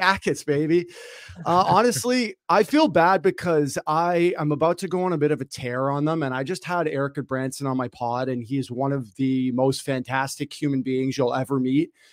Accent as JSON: {"language": "English", "town": "Toronto", "region": "Ontario", "country": "Canada", "tie": "born or raised there", "said": "I grew up in Toronto"}